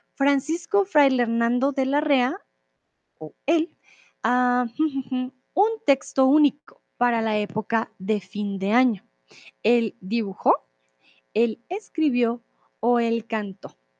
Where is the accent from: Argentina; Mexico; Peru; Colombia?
Colombia; soy de Colombia